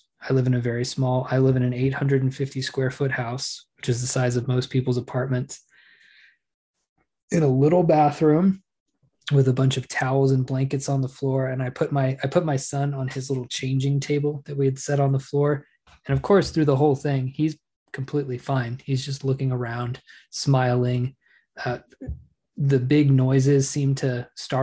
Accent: Oklahoma, United States; Growing up in Oklahoma

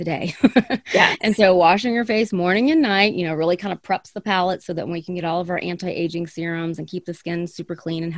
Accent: the South, United States; now in Arizona, United States; I grew up in the South

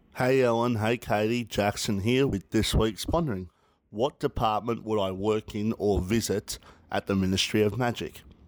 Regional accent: Australia; Being an Aussie

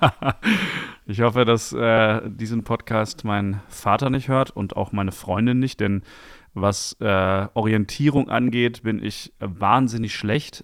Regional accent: Dortmund, North Rhine-Westphalia, Germany; also born or lived in Bochum / Friedrichshain, Berlin; now in Berlin, Germany; ich persönlich bin ja zum Beispiel in Bochum geboren, das habe mhm. ich ja mhm. schon thematisiert. Und äh, wir sind aber sofort danach nach Dortmund gefahren und ich bin auch nirgendwo anders aufgewachsen als in Dortmund

